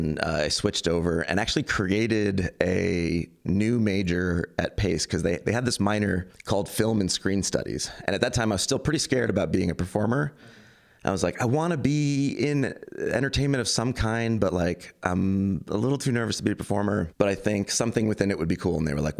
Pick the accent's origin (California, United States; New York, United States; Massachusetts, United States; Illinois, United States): New York, United States; Queens; also born or lived in Long Island; It's just like the where I was raised and the way I was raised in Queens and Long Island.